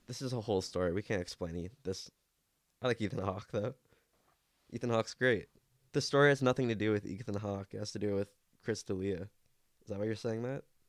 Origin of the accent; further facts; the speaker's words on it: Canada; I have a, a soft spot for him